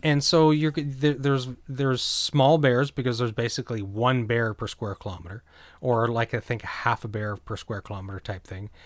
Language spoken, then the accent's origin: English; New Brunswick, Canada; now in Ontario, Canada; growing up in New Brunswick, and I'm currently in Ontario